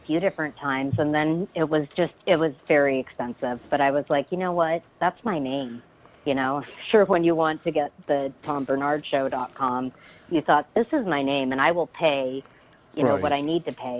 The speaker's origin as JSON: {"language": "English", "town": "Los Angeles", "region": "California", "country": "United States", "said": "I am from Los Angeles, California."}